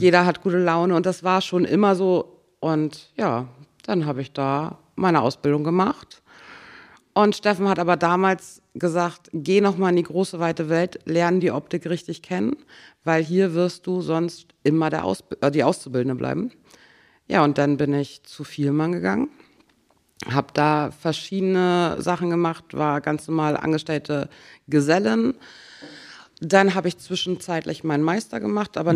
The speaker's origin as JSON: {"language": "German", "town": "Grove", "region": "Schleswig-Holstein", "country": "Germany", "tie": "born or raised there", "also_born_or_lived": "Schwarzenbek", "said": "Also ich komme aus Grove und da werde ich auch alt."}